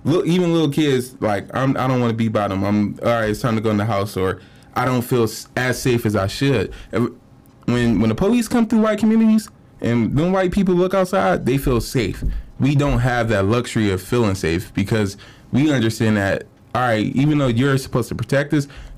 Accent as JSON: {"language": "English", "town": "Cleveland", "region": "Ohio", "country": "United States", "said": "I'm from Cleveland"}